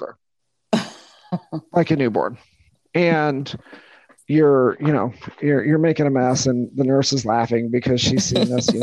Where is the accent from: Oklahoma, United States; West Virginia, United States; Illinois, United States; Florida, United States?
Illinois, United States; Peoria County; I grew up in Peoria County, Illinois